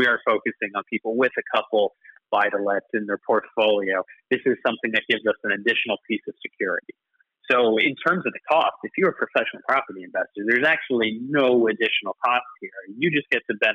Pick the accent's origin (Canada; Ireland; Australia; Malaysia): Canada; moved away as an adult; now in United Kingdom; I don't know if you can tell from my accent, but I'm not from here originally. I'm actually Canadian.